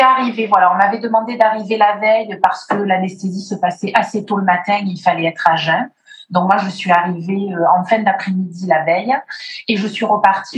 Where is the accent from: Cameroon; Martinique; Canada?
Martinique; je suis née en Martinique